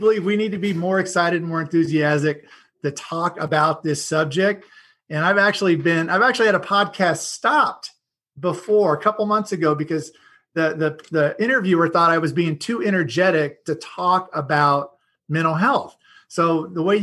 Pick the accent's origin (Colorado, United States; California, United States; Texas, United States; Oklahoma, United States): Oklahoma, United States; moved away as an adult; also born or lived in Seattle area; I grew up in the Midwest. I wasn't born in Oklahoma, but I always tell everybody I consider Oklahoma my home. I grew up there.